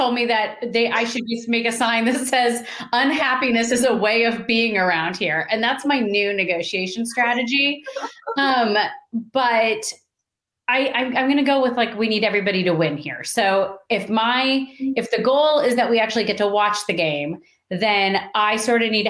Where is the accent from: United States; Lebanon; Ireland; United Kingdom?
United States; Iowa; moved away as an adult; now in Kansas City, United States; I grew up in Iowa